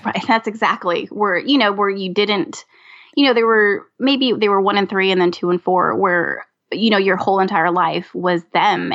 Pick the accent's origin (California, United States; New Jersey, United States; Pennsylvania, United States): California, United States; now in Louisiana, United States; Originally born and raised in California